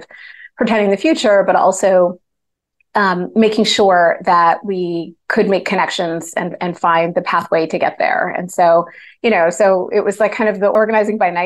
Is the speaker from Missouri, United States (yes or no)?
no; New Jersey, United States; So I grew up in New Jersey, in a suburb of New York